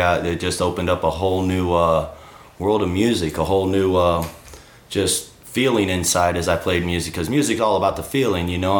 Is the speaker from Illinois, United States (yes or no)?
yes; Granite City, Illinois, United States; also born or lived in Colorado; I grew up in Granite City, Illinois